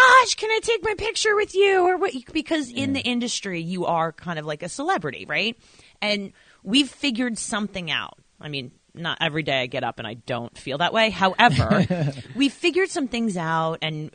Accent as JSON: {"language": "English", "region": "New York", "country": "United States", "said": "I'm from New York"}